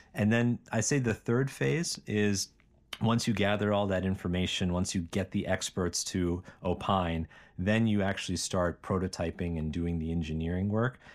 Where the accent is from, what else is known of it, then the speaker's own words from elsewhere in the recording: Bethel Park, Pennsylvania, United States; moved away as an adult; also born or lived in Cambridge, Massachusetts; I grew up in Pittsburgh, Pennsylvania, a town called Bethel Park, and went to high school there